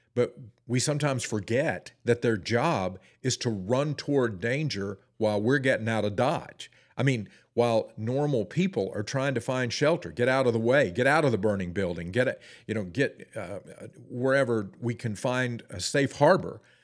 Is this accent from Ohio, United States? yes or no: no; Forest City, North Carolina, United States; also born or lived in Ellenboro, North Carolina; my hometown, uh, Forest City, North Carolina, I was actually born in Ellenboro, North Carolina, but the closest town where when we went to town, we either went to Shelby or we went to Forest City. That's where I went to high school.